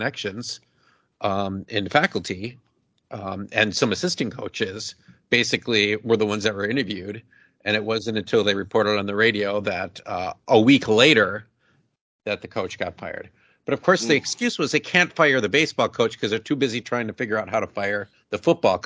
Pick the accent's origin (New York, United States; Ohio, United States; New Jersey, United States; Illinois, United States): Illinois, United States; Chicago; It's like my hometown university, like my, you know, aunt like lives right there, my grandma does. Like, you know, that's the Chicago university